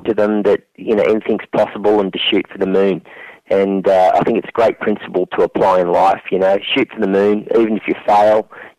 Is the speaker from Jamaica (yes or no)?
no; Albury, New South Wales, Australia; I grew up on the Murray River, Albury, New South Wales, right on the border of Victoria.